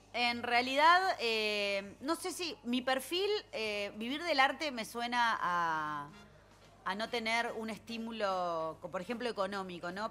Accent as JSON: {"language": "Spanish", "area": "Punta Carretas", "region": "Montevideo", "country": "Uruguay", "tie": "born or raised there", "said": "nací en Punta Carretas y vivo ahí"}